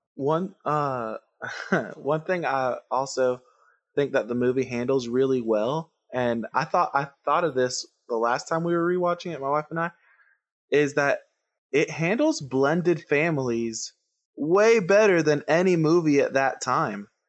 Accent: Puerto Rico; English is a second language; I grew up in Puerto Rico, and I didn't learn to speak English till I was, like, eight years old.

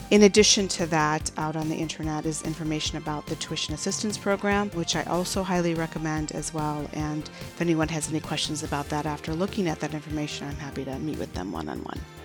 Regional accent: Chicago, Illinois, United States; now in Phoenix area, United States; I was born and raised in Chicago

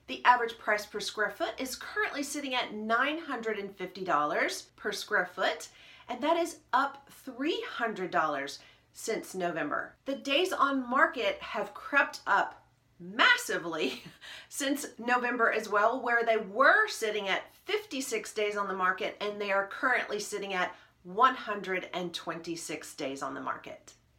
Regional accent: Nashville, Tennessee, United States; also born or lived in Kentucky; And number four, my home state of Kentucky, Louisville, Kentucky. Number five, Buffalo, New York. And coming in at number six, my southern hometown of Nashville, Tennessee.

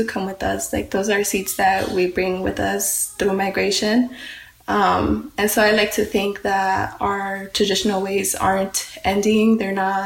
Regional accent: Santa Ana, California, United States; growing up in Santa Ana, it's a very urban space

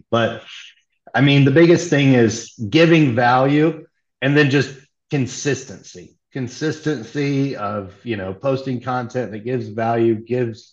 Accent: near Logansport, Indiana, United States; moved away as an adult; also born or lived in Fort Wayne, Indiana; now in Austin, United States; I'm actually from a real small rural community. I mean, it's near Logansport, Indiana, and there was only like 50 people

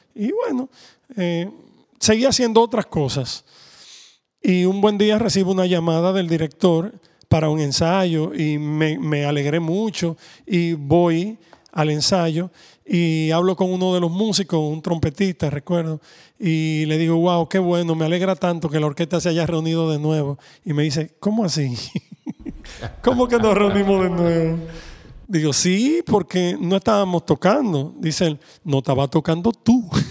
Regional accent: Dominican Republic; como somos dominicanos, pues siempre teníamos un merengue

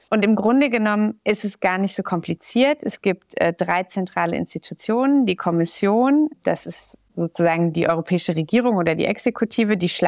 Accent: Gelsenkirchen, North Rhine-Westphalia, Germany; So in Gelsenkirchen und Umgebung. Aber ich bin in Gelsenkirchen zur Schule gegangen.

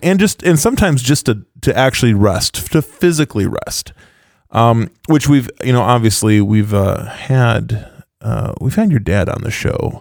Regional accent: West Michigan, United States; accent: Dutchy West Michigan; my Dutchy West Michigan

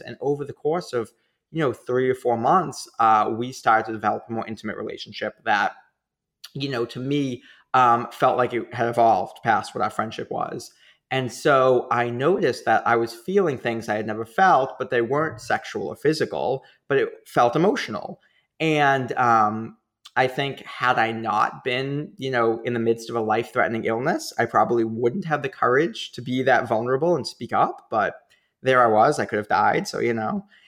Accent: Boston, Massachusetts, United States; accent: Boston; I'm from Boston.

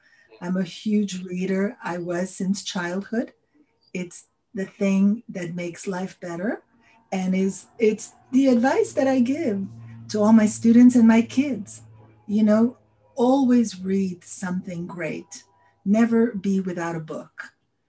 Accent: New York, United States; born there; also born or lived in France; I was born in New York, but my dad worked for the William Morris Agency at the time

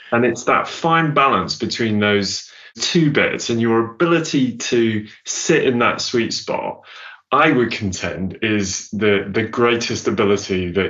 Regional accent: Southern Province, Zambia; born there; I was born in in actually quite a remote part of southern Zambia

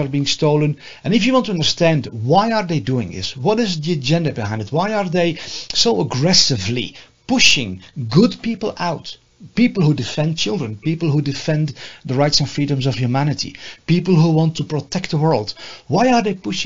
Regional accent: Netherlands; moved away as an adult; now in United States; I'm from the Netherlands

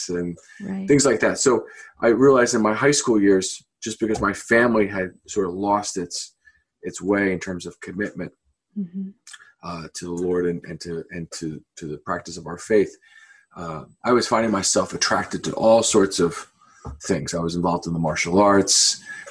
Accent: Philadelphia, Pennsylvania, United States; moved away as an adult; also born or lived in Florida; originally, I'm from Philadelphia. I was born in an Irish Catholic family. And, you know, as a kid growing up, I didn't know there was anything other than Catholic. There was just a kind of a neighborhood kind of feel.

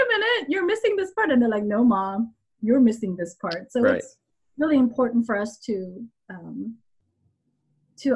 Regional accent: Los Angeles, California, United States; English is a second language; also born or lived in Korea; I'm from Los Angeles. I was in college when the 92 LA riot broke out

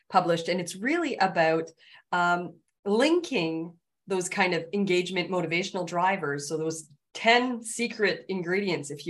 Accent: Canada; I'm Canadian

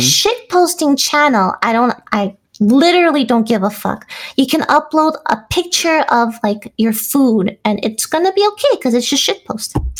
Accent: New Jersey, United States; moved away as an adult; also born or lived in New York; now in California, United States; I was in New Jersey

